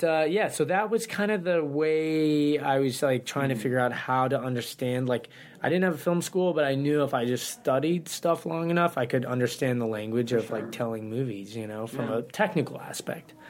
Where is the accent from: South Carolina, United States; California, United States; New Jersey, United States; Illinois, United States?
California, United States; Santa Ynez; also born or lived in Massachusetts / Los Angeles; I grew up in Santa Ynez, just north of Santa Barbara.